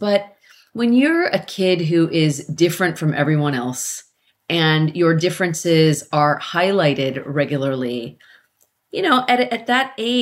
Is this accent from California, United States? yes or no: yes; Carmichael, California, United States; I grew up in Carmichael, California